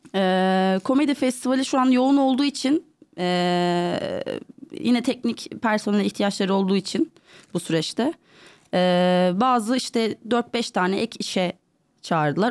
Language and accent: Turkish; Istanbul, Turkey; doğma büyüme buralıyım İstanbulluyum hmm. e, ve e, artık Avrupa yakası, Avrupa yakasında büyüdüm ben